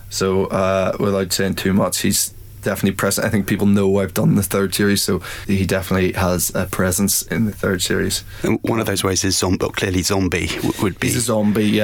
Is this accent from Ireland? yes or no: yes; Ireland; And uh, I think something about both being Irish and uh, we maybe have a similar vein of, of things that we find funny and humor.